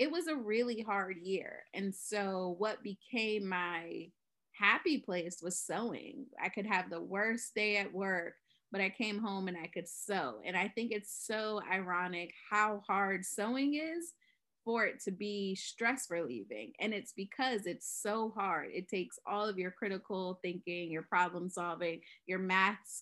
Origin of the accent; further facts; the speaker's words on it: Virginia, United States; moved away as an adult; now in San Diego, United States; I'm originally from Virginia